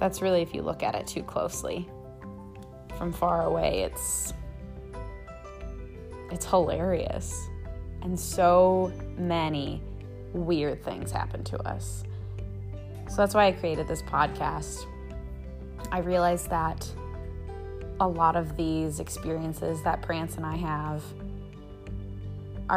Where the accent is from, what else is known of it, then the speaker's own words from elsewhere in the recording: Minneapolis, Minnesota, United States; moved away as an adult; also born or lived in Maine; now in Burlington, United States; I grew up in Minneapolis, Minnesota